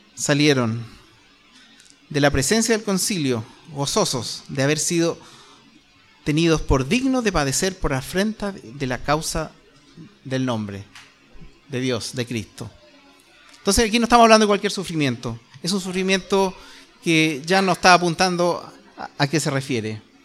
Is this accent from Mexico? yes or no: no; Chile; nosotros como chilenos